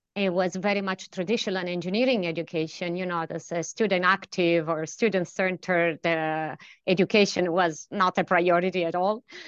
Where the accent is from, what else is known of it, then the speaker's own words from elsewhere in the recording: central Italy, Italy; moved away as an adult; also born or lived in Delft, Netherlands; now in Stockholm, Sweden; brought me from a little town in uh, central Italy to um, uh, Stockholm. Um, I'm originally from Italy.